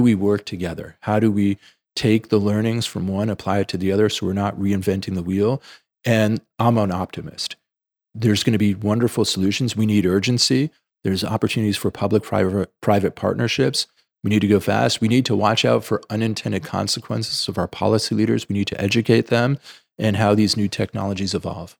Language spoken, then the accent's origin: English; New York City, New York, United States; I grew up in the Bronx